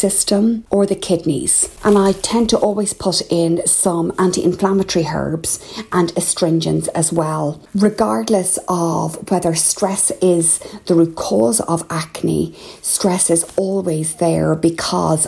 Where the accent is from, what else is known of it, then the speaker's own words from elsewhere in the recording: Ireland; I'm …